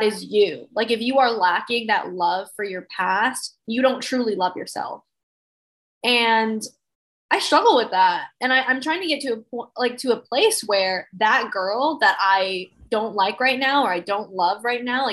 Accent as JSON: {"language": "English", "region": "Mississippi", "country": "United States", "tie": "born or raised there", "moved": "yes", "said": "I grew up in Mississippi"}